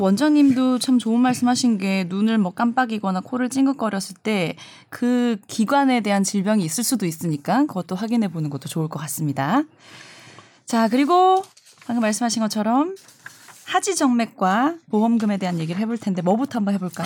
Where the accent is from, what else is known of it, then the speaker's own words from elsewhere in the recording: Busan, South Korea; 부산 출신이어서 말할 때 약간의 저는 알긴 알아요. 예, 네. 약간 사투리가 아직도 좀 섞여 있는 부분이 있기 때문에